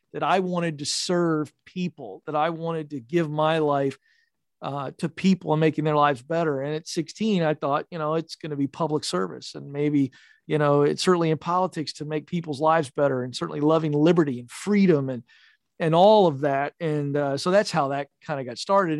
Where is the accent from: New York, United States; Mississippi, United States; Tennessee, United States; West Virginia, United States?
West Virginia, United States; Point Pleasant; I was born in a super small town of five thousand people called Point Pleasant, West Virginia